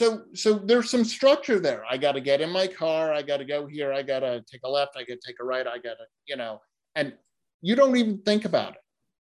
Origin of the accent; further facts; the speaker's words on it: New England, United States; And in fact, I grew up in New England where we have myopically small signs that are not lit at night, that usually have trees over them